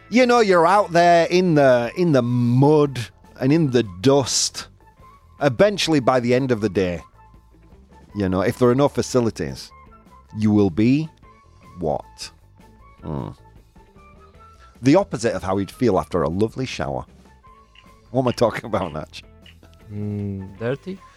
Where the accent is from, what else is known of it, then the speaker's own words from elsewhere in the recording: Yorkshire and the Humber, United Kingdom; accent: Yorkshire; Bugs, as I would say it in my Yorkshire accent.